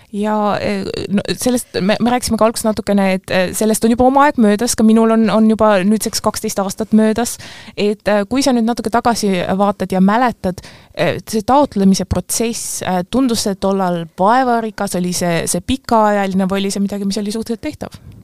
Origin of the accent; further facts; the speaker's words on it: Pärnu, Pärnu County, Estonia; ma ise olen ka pärnakas